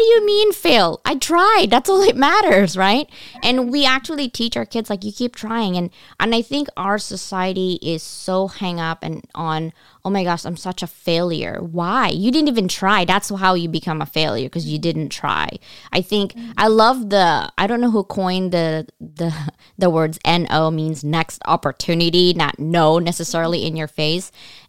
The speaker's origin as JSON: {"language": "English", "region": "California", "country": "United States", "said": "But then I moved back to California, because I'm from California."}